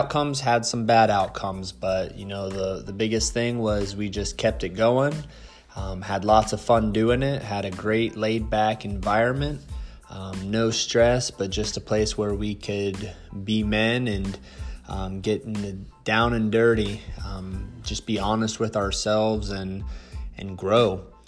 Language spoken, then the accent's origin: English; Central Florida, United States; born and raised in Central Florida